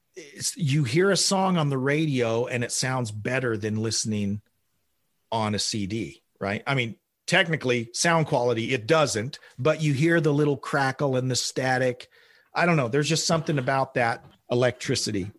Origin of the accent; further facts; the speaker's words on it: Oklahoma, United States; I grew up in Oklahoma